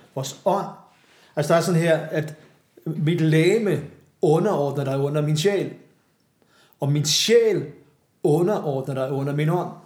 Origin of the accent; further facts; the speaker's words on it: Glostrup, Capital Region of Denmark, Denmark; nu er jeg fra Københavns Vestegn